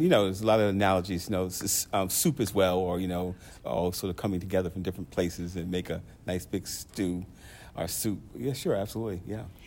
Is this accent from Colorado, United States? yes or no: no; North Carolina, United States; I'm from North Carolina